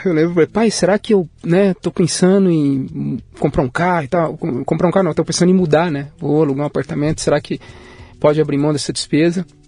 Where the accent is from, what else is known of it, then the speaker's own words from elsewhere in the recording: Goiânia, Goiás, Brazil; also born or lived in Barra do Corda, Maranhão; eu nasci no interior do Maranhão, em Barra do Corda, né? E moro em Goiânia. Fui criado em Goiânia